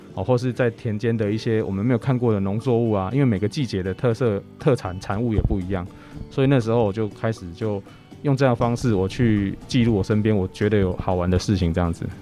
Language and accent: Chinese; Puzi, Chiayi County, Taiwan; 我们铺子做蒸笼的阿公